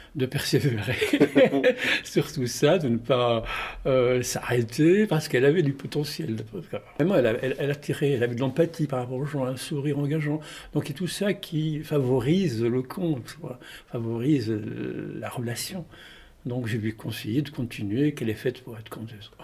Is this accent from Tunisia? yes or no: yes; Tunis, Tunis Governorate, Tunisia; moved away as an adult; also born or lived in Marseille, France; j'ai grandi à Tunis jusqu'à l'âge de 18 ans.